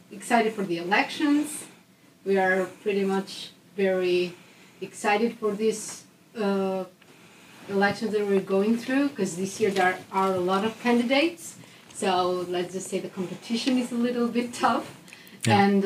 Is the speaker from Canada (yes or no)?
no; Albania; moved away as an adult; now in Netherlands; I'm from Albania, a small country in the Balkans, but very nice. And I've been living in the Netherlands now for like 1 year and a half